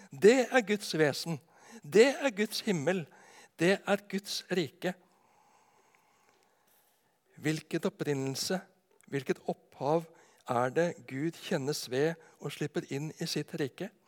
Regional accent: Arendal, Agder, Norway; moved away as an adult; also born or lived in Ås; Når jeg blir spurt hvor jeg kommer ifra, så holder det ikke å si at jeg kommer ifra Nedenes vest for Arendal, hvor jeg bodde fra jeg var åtte til jeg flytta ut til Oslo for å studere.

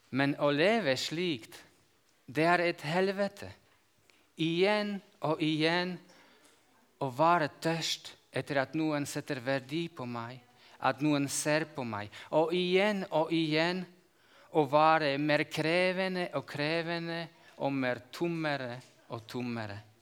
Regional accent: Slovakia; Norwegian is a second language; Jeg kommer fra Slovakia, og jeg bor i jordbruksområdet. Jeg bor i Øst-Slovakia

